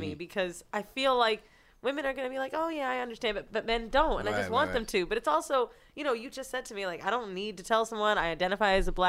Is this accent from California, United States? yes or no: yes; San Francisco, California, United States; I was born in San Fran.